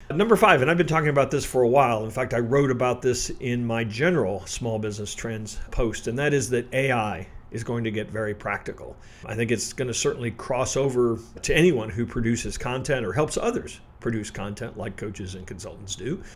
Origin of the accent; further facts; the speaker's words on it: Midwest, United States; I'm from the Midwest